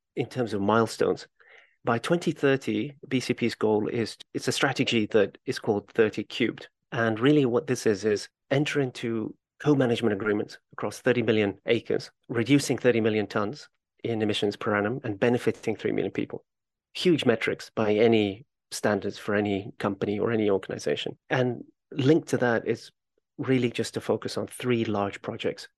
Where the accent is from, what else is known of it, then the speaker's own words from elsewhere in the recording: Kenya; I'm originally from Kenya, and as a child, my mother would take me on trips to Kenyan national parks